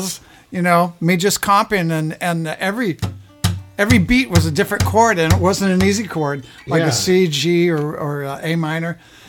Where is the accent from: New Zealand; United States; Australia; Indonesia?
United States; San Diego, California; moved away